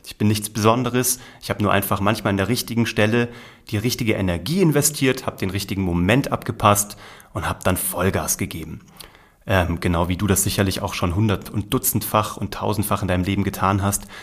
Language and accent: German; Kassel, Hesse, Germany; Ich bin in Kassel geboren worden, in der Mitte von Deutschland